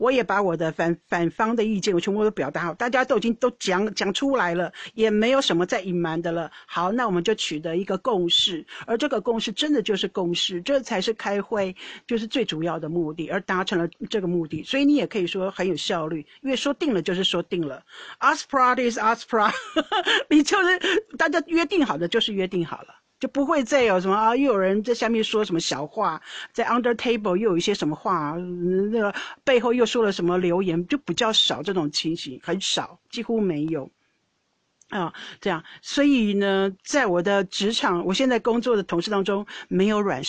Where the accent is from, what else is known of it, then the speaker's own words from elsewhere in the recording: Netherlands; Chinese is a second language; 我发现到你们中国人很爱道歉，到底是不是真心的？我们荷兰人不道歉的，会表示歉意，没有错，但是不会道歉那么严重。